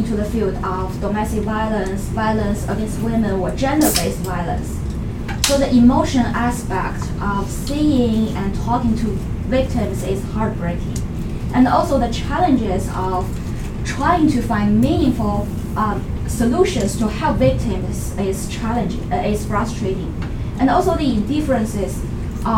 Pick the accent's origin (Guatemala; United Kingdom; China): China; Beijing; moved away as an adult; now in United States; I was born in China, Beijing, the capital. And I spent more than 20 years in China and almost more than six years here in the US